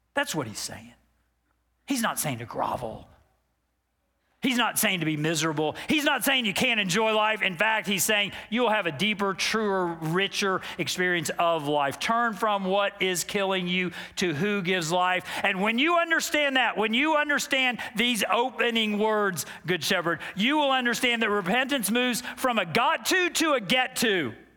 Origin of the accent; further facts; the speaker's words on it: Dallas, Texas, United States; I grew up in Dallas, Texas